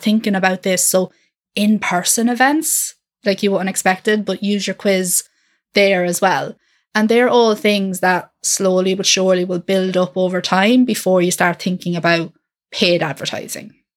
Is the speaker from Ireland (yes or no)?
yes; Ireland; I'm from Ireland, I'm not in the U K.